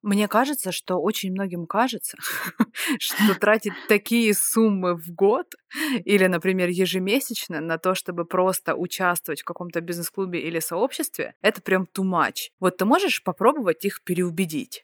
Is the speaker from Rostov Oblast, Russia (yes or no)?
yes; Rostov-on-Don, Rostov Oblast, Russia; я из Ростова-на-Дону